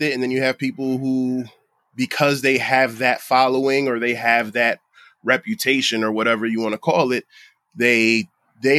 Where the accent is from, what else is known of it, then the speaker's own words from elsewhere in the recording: Bridgeport, Connecticut, United States; I'm a kid from Bridgeport